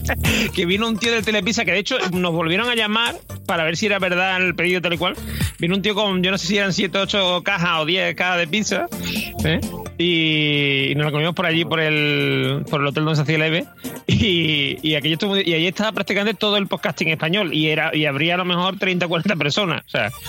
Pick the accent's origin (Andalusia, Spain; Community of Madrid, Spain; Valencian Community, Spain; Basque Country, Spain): Andalusia, Spain; Seville; Yo que soy de, aquí de Sevilla lo tenía, digamos, a mano.